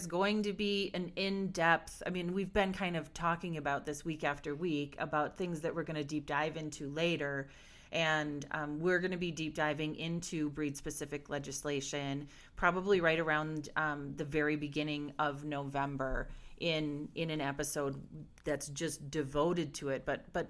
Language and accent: English; Milwaukee, Wisconsin, United States; so I'm from Milwaukee, Wisconsin